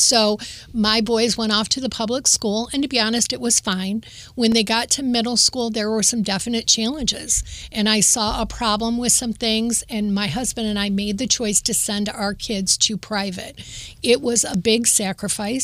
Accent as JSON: {"language": "English", "town": "Toledo", "region": "Ohio", "country": "United States", "tie": "born or raised there", "said": "I was born and raised in Toledo"}